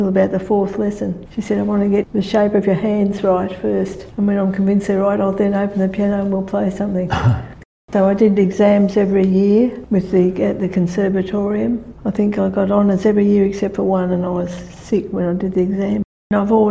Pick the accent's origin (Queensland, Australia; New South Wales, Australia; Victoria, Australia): New South Wales, Australia; Sydney; moved away as an adult; also born or lived in Gerringong; now in Kiama, Australia; I came from Earlwood in Sydney